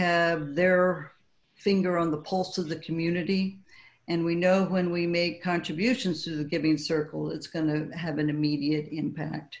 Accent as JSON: {"language": "English", "region": "Southern California", "country": "United States", "tie": "born or raised there", "moved": "yes", "said": "I grew up in Southern California"}